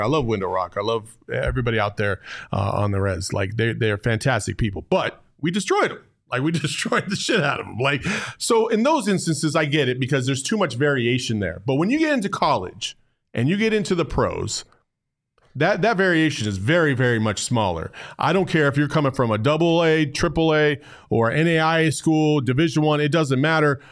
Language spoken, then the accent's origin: English; Arizona, United States; also born or lived in Cordes Junction, Arizona; growing up in Arizona is I've, I've played basketball all over this state